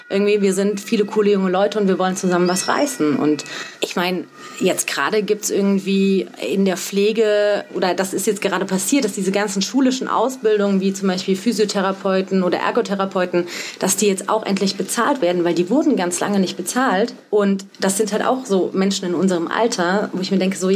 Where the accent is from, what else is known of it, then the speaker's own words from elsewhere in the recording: Saarland, Germany; Also ich komme ja aus dem Saarland da gibt es ein Wort, das heißt krumpelig